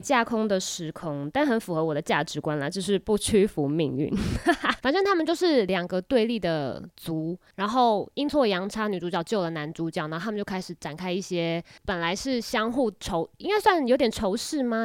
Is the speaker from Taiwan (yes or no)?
yes; Taiwan; accent: Taiwanese accent; 习惯于像我们这种不是正统普通话的腔调，就是我们这种台湾腔